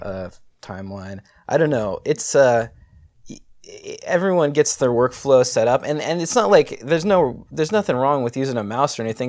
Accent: San Diego, California, United States; I was born in San Diego.

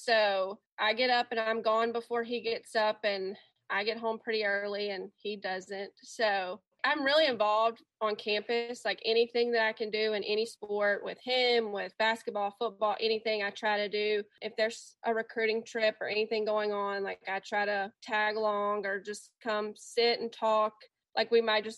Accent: Pearl, Mississippi, United States; now in Summit, United States; we're both originally from the Jackson area. He's from Clinton, Mississippi, and I'm from Pearl, Mississippi. And I stayed there until we got married

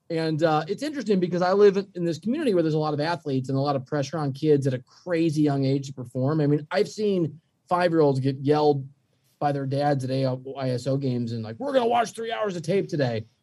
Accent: Midwest, United States; I mean, I'm from the Midwest, so it's really weird to have kids who are like LA fans

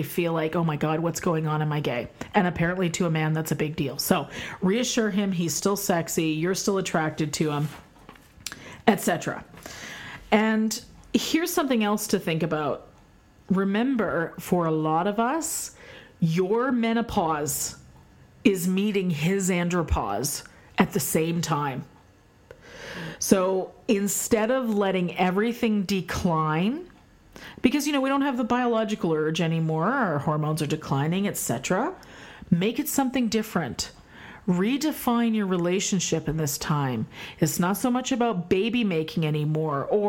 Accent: Canada; moved away as an adult; also born or lived in United States; I'm Canadian, we do celebrate American Thanksgiving

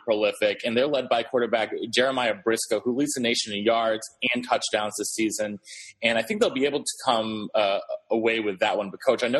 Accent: New Hampshire, United States; my home state, New Hampshire

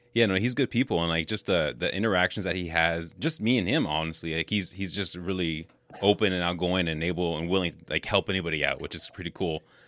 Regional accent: California, United States; now in Wisconsin, United States; I actually grew up in California

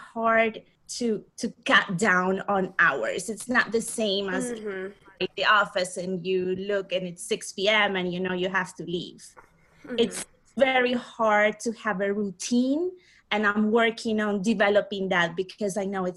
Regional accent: Asunción, Paraguay; I'm from Asunción, Paraguay

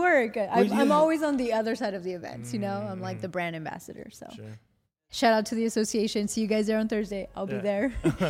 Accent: Mexico; born there; Well, I was born in Mexico. You know, I always say I'm 100% Mexican, and I have so much pride for my culture. So Mexico for sure.

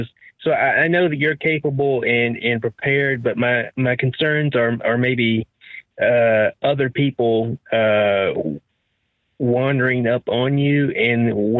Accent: Nashville, Tennessee, United States; I'm from Nashville, but I'm not so much country. Maybe some.

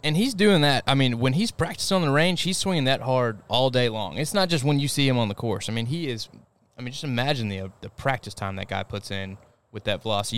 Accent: United States; as an American

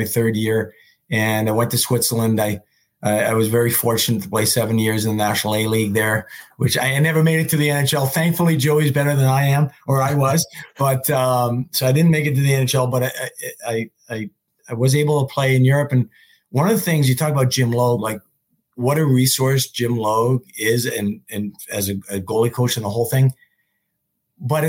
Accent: Montreal, Quebec, Canada; moved away; I was home at Christmas. I'm from Montreal.

